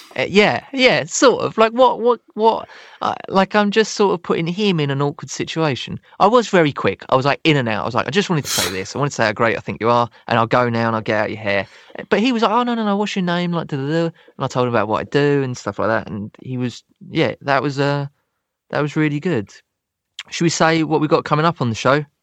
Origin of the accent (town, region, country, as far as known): Croydon, London, United Kingdom; born or raised there